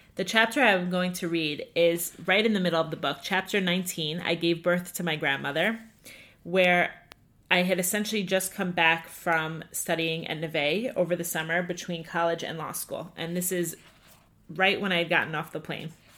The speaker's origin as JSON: {"language": "English", "area": "Five Towns, Long Island", "region": "New York", "country": "United States", "tie": "born or raised there", "also_born_or_lived": "Hewlett, New York", "said": "I grew up in the Five Towns"}